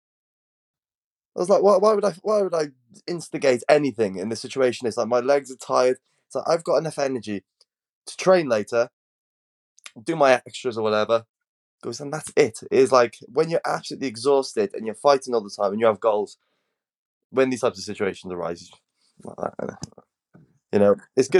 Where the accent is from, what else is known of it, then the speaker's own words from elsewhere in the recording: United Kingdom; we're both British, so we live in what's one of the highest CCTV surveilled countries in the world.